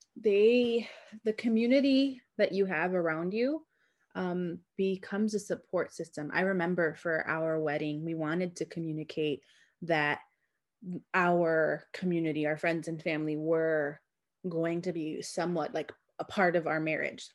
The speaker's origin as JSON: {"language": "English", "town": "Chicago", "region": "Illinois", "country": "United States", "said": "as a Chicagoan"}